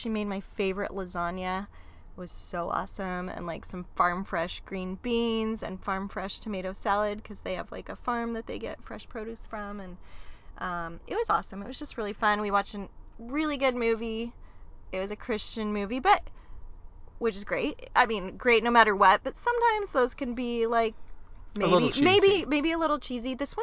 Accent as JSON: {"language": "English", "town": "Modesto", "region": "California", "country": "United States"}